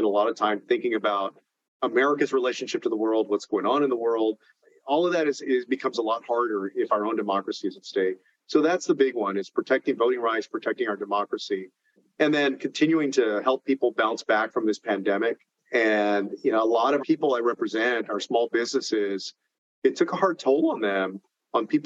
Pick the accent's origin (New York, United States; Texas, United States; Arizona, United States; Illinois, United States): Texas, United States; my home state of Texas